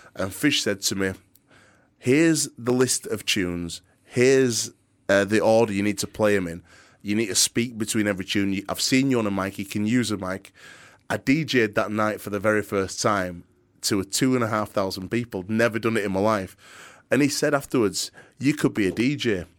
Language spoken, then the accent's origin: English; Yorkshire and the Humber, United Kingdom; accent: very thick Yorkshire; I've got a very thick Yorkshire accent. I'm a proper Yorkshire lad.